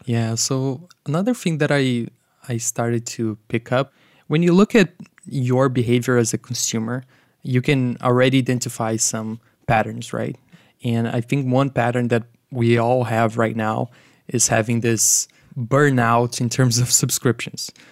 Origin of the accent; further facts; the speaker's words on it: Brazil; moved away; I'm originally from Brazil